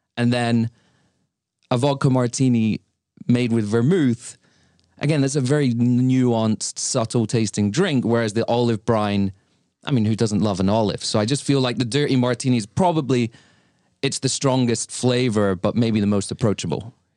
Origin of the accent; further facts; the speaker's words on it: Lincoln, East Midlands, United Kingdom; now in New York City, United States; my hometown, Lincoln, where I grew up in the U K